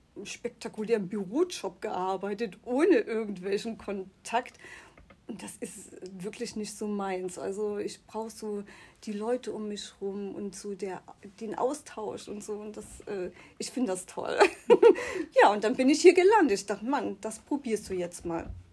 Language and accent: German; Chemnitz, Saxony, Germany; moved away; also born or lived in Müritz; da, wo ich herkomme, aus, aus Chemnitz